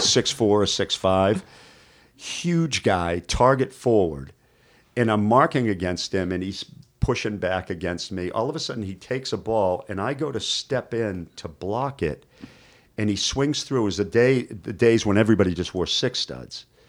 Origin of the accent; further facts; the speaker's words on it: Boston, Massachusetts, United States; moved away; I grew up in Boston